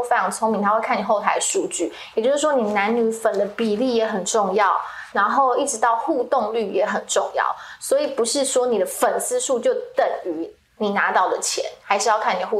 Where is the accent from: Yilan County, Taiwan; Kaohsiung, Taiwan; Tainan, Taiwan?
Kaohsiung, Taiwan; accent: Taiwanese-accented Mandarin; moved away as an adult; now in Taipei, Taiwan; 我因为我是高雄人，我十八岁上来台北的时候，我一开口，全部的人会傻眼，因为我讲话台湾国语。